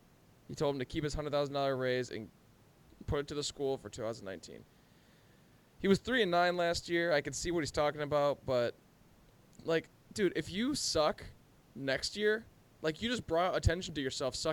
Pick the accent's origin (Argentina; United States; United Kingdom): United States; Colorado; I'm from Colorado, so I'm a fan of the Colorado State Rams.